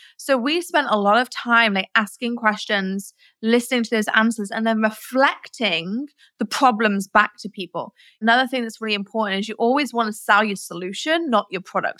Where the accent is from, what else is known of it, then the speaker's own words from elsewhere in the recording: Nottingham, East Midlands, United Kingdom; I was born in England, in Nottingham, where Robin Hood's from.